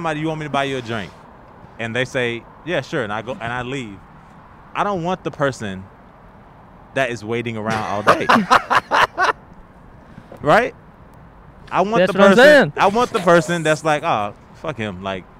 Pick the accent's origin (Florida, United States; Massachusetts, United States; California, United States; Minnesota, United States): Florida, United States; now in Los Angeles, United States; I'm originally from Florida.